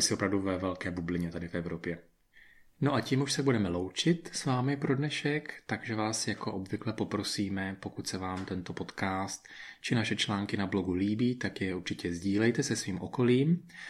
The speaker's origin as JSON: {"language": "Czech", "country": "Czechia", "moved": "as an adult", "lives_now": "Spain"}